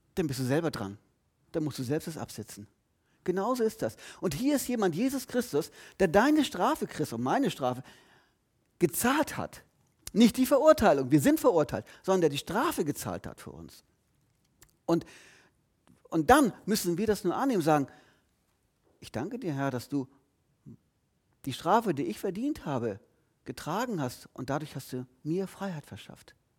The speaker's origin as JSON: {"language": "German", "town": "Lüneburg", "region": "Lower Saxony", "country": "Germany", "tie": "born or raised there", "said": "geboren dann, verrate ich jetzt nicht, geboren dann und dann. In Lüneburg übrigens, ich bin kein Schleswig-Holsteiner"}